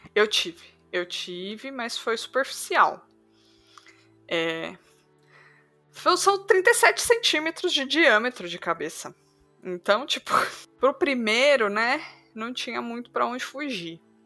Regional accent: Sorocaba, São Paulo, Brazil; eu sou de Sorocaba.

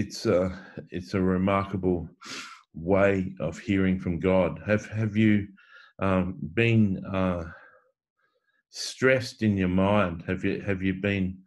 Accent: Coffs Harbour, New South Wales, Australia; now in Sydney, Australia; I grew up in Coffs Harbour in a country town with a beach

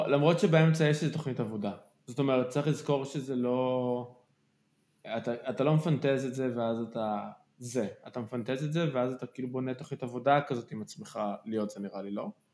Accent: Kfar Saba, Central District, Israel; אני גדלתי בכפר סבא

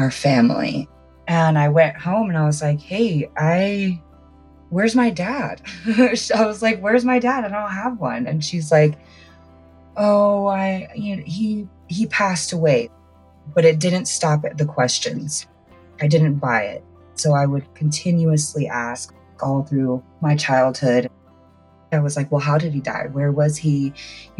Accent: San Jose, California, United States; I was born and raised in California, San Jose

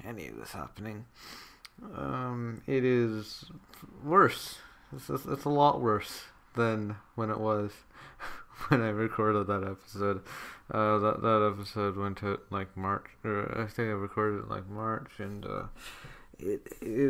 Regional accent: Canada; my home country of Canada

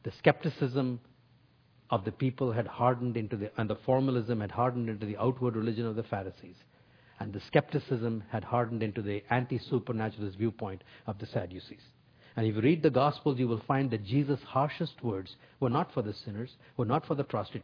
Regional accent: North India, India; I grew up in North India

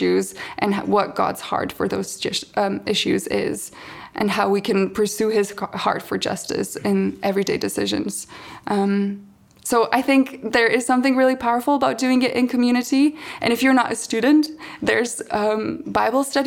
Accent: Slovenia; moved away; I'm from Slovenia

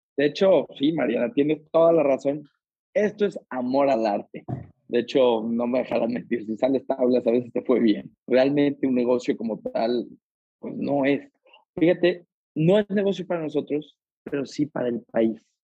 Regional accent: Aguascalientes, Mexico; yo soy de Aguascalientes

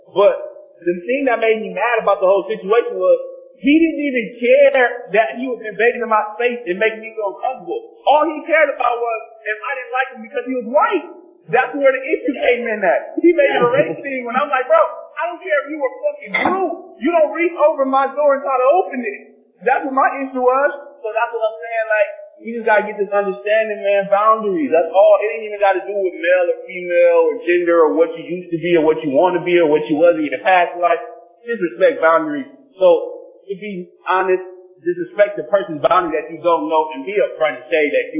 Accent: Long Beach, California, United States; I grew up in Long Beach.

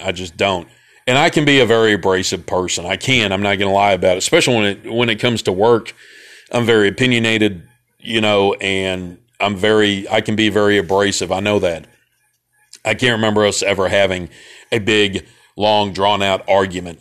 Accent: Memphis, Tennessee, United States; I was from Memphis

